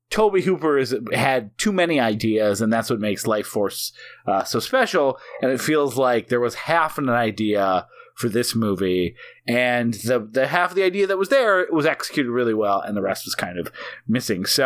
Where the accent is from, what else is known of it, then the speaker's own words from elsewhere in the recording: New Zealand; I process this a little differently because I'm actually from New Zealand.